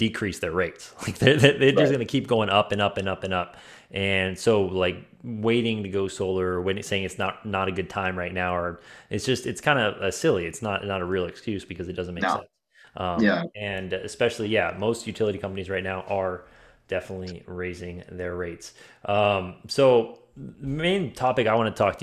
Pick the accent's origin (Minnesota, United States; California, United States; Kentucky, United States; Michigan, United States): California, United States; moved away; I'm originally from California